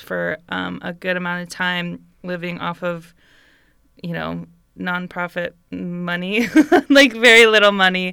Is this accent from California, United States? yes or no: yes; Bay Area, California, United States; moved away as an adult; I grew up in the Bay Area, like in California, in America, the U S